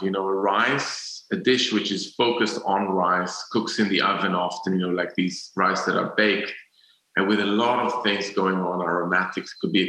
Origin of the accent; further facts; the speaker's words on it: Jerusalem, Jerusalem District, Israel; I used to be like a purist because I grew up in Jerusalem